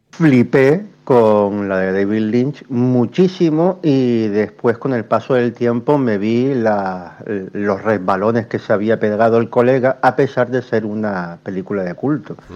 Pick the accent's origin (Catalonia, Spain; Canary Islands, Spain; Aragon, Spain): Canary Islands, Spain; que eh, soy canario, me, me